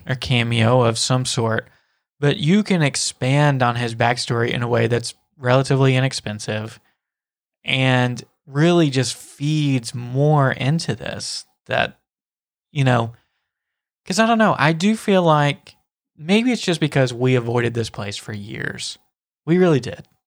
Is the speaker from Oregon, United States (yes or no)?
no; Nashville, Tennessee, United States; I'm from Nashville